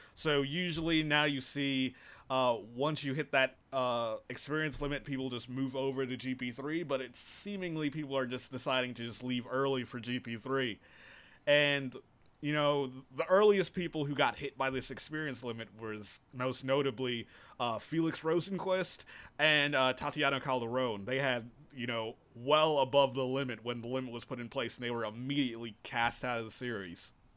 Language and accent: English; United States; as an American